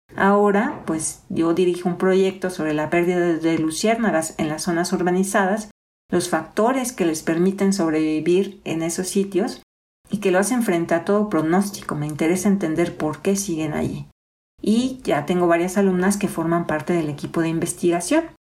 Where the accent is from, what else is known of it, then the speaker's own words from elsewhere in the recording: Soconusco, Chiapas, Mexico; moved away as an adult; also born or lived in Mexico City; now in Morelia, Mexico; nací y crecí en el Soconusco, una región de la calurosa costa chiapaneca en México